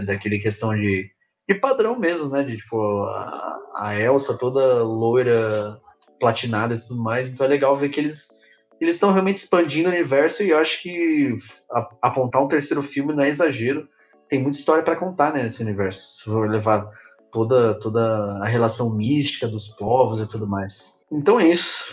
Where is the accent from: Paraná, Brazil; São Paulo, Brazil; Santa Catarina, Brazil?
São Paulo, Brazil; a gente é de São Paulo